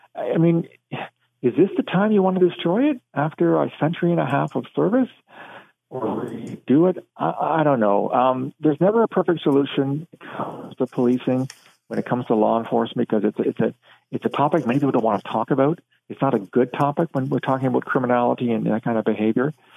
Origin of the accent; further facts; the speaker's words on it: London, Ontario, Canada; now in Ottawa, Canada; I grew up in London